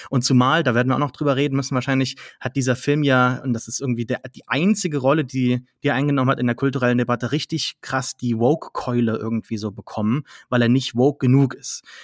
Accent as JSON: {"language": "German", "town": "Saarlouis", "region": "Saarland", "country": "Germany", "tie": "born or raised there", "said": "meine Heimatstadt ein früheres, äh, ne, kein Schloss war, aber eine Festung"}